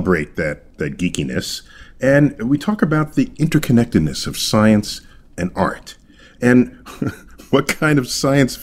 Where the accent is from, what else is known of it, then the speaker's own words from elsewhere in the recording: New York City, New York, United States; I hail from New York City, where I serve as director of the Hayden Planetarium